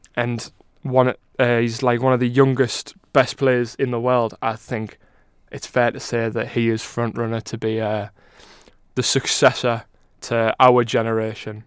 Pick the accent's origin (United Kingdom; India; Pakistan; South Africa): United Kingdom; England; we're both as English as they come